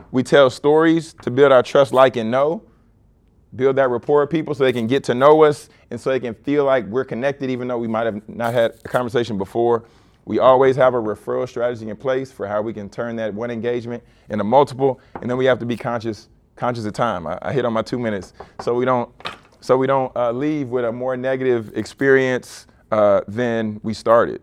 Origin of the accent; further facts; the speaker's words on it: Baton Rouge, Louisiana, United States; growing up in Baton Rouge.